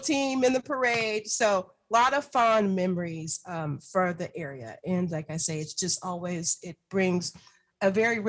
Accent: Seattle, Washington, United States; also born or lived in Berkeley, California / Northern California; Have been raised predominantly on the West Coast, Northern California. I was born in Berkeley. Migrated here to the Seattle area in the late 70s and was raised within King County, South Seattle.

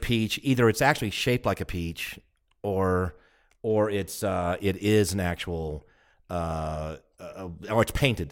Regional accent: Georgia, United States; now in Kingman, United States; I'm from Georgia, which is not really the peach state

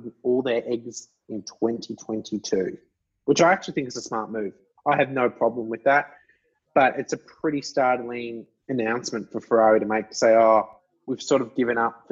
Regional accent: Australia; I, being an Australian

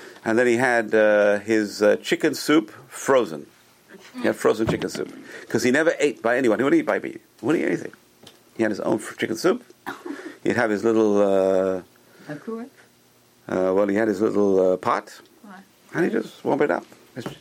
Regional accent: England, United Kingdom; when I was a kid, growing up in England

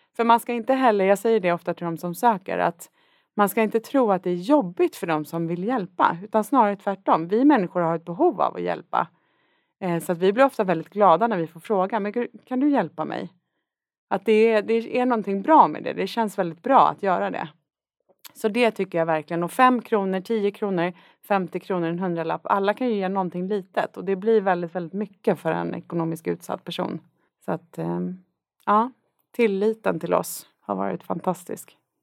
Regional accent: Värmdö, Stockholm County, Sweden; född och uppvuxen på Värmdö

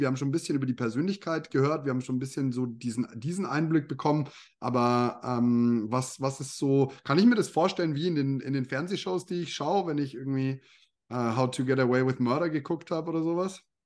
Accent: Bavaria, Germany; also born or lived in Canada; Bei uns in Bayern in der, in der Schule, im Gymnasium

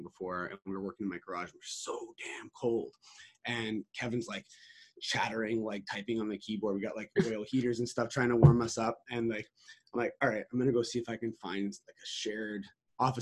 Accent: Canada; I'm Canadian

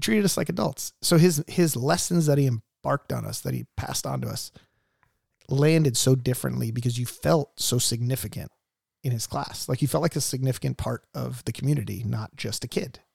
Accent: Mission Viejo, California, United States; Grew up in Mission Viejo

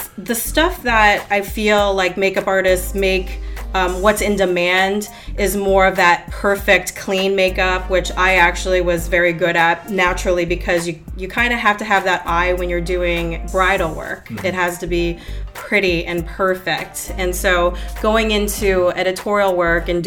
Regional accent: Northern Virginia, United States; moved away as an adult; also born or lived in Maryland; now in Florida, United States; I was born in Maryland, and then I lived in Northern Virginia for most of the rest of my life until my husband and I moved here

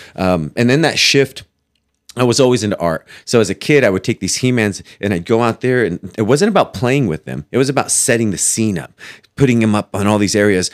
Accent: Fowler, California, United States; also born or lived in Fresno, California / Clovis, California; I grew up in Fowler

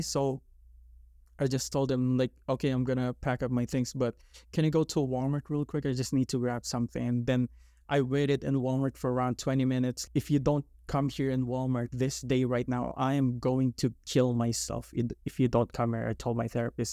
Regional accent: Philippines; moved away; I grew up in the Philippines

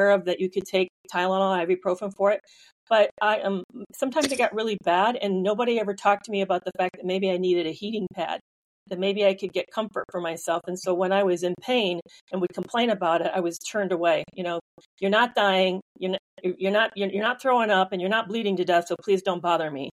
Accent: Michigan, United States; Grew up in Michigan

